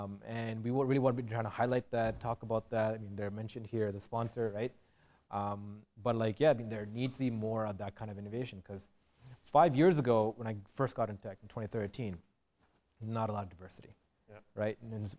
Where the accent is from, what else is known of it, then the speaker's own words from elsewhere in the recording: Scarborough, Ontario, Canada; And like even growing up in Scarborough, like me and Henry talked about this a lot. We went to the same high school in Warden Finch